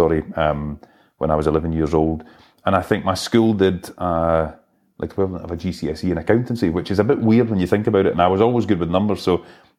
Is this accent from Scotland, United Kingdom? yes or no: yes; Fife, Glasgow, Scotland, United Kingdom; we had to move from where I'd spent my life growing up in Fife through to Glasgow.